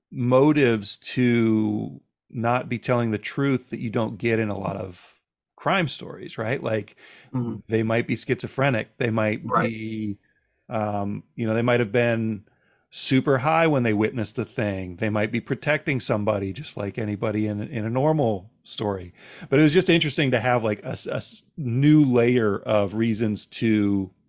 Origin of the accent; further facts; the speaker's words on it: New Orleans, Louisiana, United States; born there; I was born in New Orleans